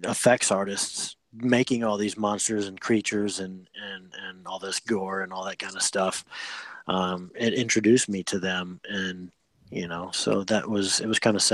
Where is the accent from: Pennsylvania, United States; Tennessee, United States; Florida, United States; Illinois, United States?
Illinois, United States; Freeport; I'm from Freeport, Illinois.